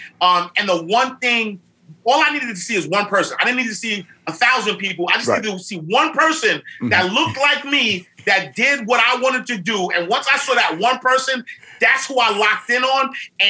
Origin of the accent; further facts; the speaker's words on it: New York City, New York, United States; I grew up in St. Nicholas Projects in Harlem. And so, you know, black guy from Harlem who doesn't have the education that was necessary.